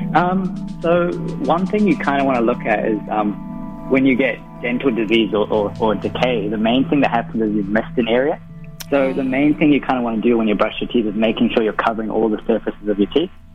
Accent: Auckland, New Zealand; I'm from Auckland

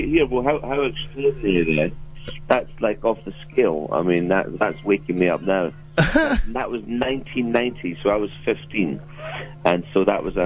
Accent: Dunedin, Otago, New Zealand; moved away; also born or lived in United Kingdom; I grew up in Dunedin

